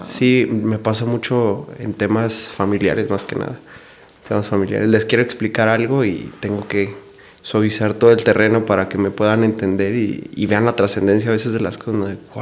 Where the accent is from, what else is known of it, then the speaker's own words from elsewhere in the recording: Delicias, Chihuahua, Mexico; yo soy originario de Ciudad Delicia, Chihuahua